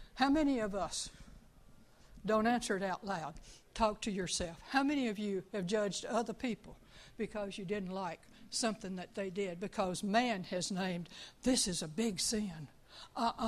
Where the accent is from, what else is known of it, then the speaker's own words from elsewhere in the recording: Tucson, Arizona, United States; now in Mississippi, United States; I'm originally from Tucson, Arizona